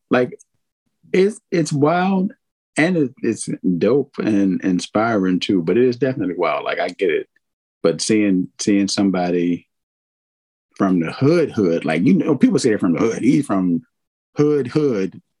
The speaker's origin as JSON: {"language": "English", "region": "Virginia", "country": "United States", "tie": "born or raised there", "said": "I am. I unfortunately I say unfortunately. Yes, yes I am. Yes I am."}